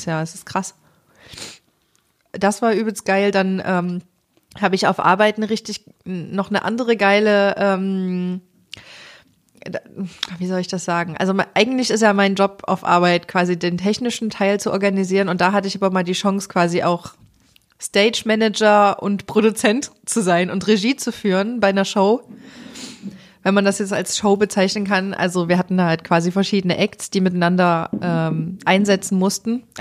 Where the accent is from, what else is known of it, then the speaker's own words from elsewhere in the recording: West Germany, Germany; Ich bin nämlich aus dem Westen.